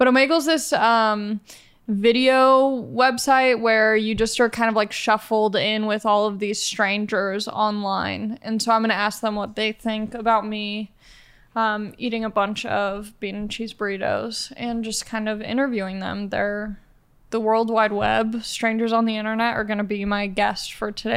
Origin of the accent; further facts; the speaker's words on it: Los Angeles, California, United States; I'm from Los Angeles